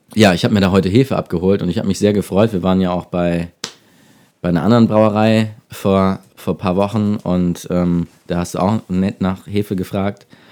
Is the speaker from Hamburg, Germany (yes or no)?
yes; Hamburg, Germany; moved away as an adult; now in Detmold, Germany; Ich komme aus Hamburg, habe dort Design studiert